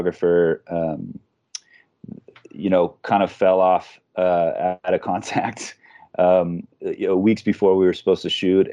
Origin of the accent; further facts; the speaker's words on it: Reno, Nevada, United States; moved away as an adult; I grew up in Reno, Nevada. It's my hometown.